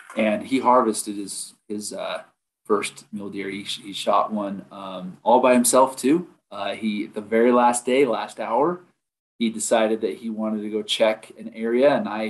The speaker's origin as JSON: {"language": "English", "region": "Utah", "country": "United States", "also_born_or_lived": "Idaho / Montana / Vernal, Utah", "said": "I'm from Utah. I live in Vernal. It's on the northeast side of the state."}